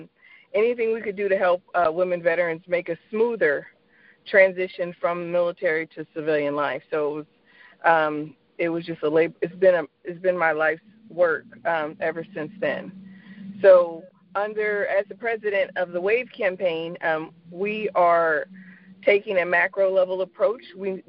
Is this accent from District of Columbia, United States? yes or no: no; Fayetteville, North Carolina, United States; So first and foremost, I'm an Army brat. I grew up in and around Army bases, and my dad served 35 years in the U.S. Army, Green Beret. So when you grow up in a town that is surrounded by a base such as Fayetteville, North Carolina